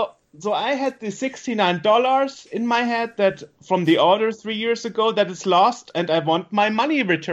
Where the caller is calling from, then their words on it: Germany; I'm calling from Germany